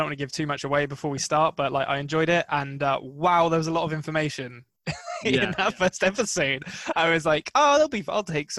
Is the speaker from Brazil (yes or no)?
no; England, United Kingdom; I am English